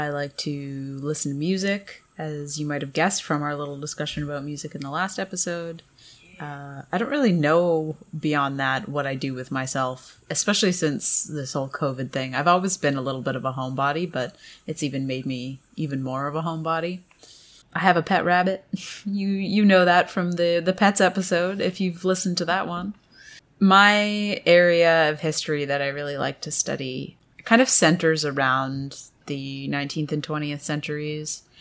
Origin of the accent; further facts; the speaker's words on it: Canada; even growing up in Canada, we didn't learn a lot about that aspect of history.